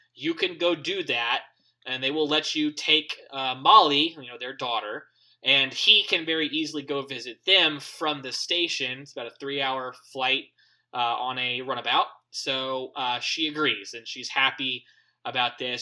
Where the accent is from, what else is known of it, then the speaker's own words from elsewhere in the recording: United States; I'm an American